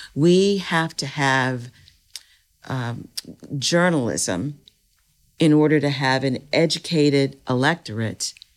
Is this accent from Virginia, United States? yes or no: yes; Powhatan, Virginia, United States; I grew up in Powhatan, Virginia